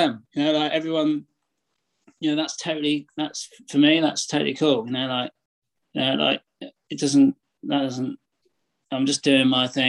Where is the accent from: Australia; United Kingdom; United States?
United Kingdom; England; I'm the dude from England